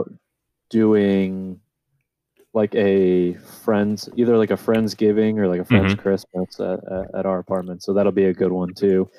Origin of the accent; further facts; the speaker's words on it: Midwest, United States; we're from the Midwest